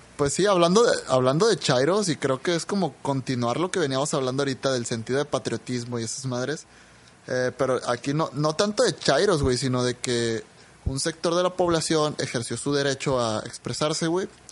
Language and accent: Spanish; Mexico; somos mexicanos